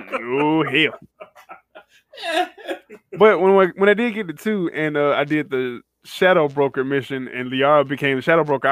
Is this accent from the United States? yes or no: yes; Alabama, United States; I am from Alabama.